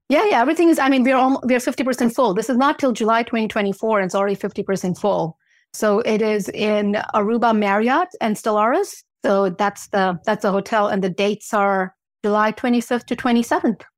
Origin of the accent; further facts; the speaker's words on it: U.S. Virgin Islands; moved away; I grew up in Saint Thomas, and beach is my thing